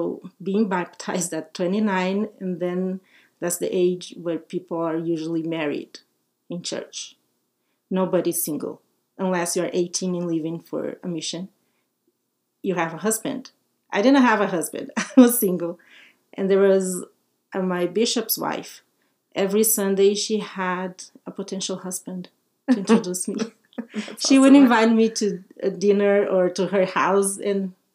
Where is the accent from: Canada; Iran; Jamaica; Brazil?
Brazil; English is a second language; moved away as an adult; I was born and raised in Brazil.